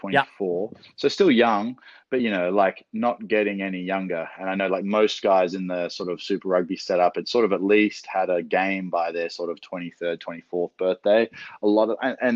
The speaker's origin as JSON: {"language": "English", "town": "Sydney", "region": "New South Wales", "country": "Australia", "tie": "born or raised there", "also_born_or_lived": "Vancouver, Canada", "moved": "as an adult", "lives_now": "Biarritz, France", "said": "I was born in Vancouver, you know, proudly Canadian, but we moved to Sydney when I was 3 years old."}